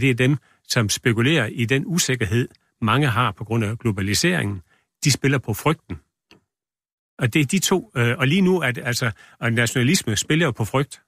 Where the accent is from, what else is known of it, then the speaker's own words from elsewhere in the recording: Denmark; vi er også fra Danmark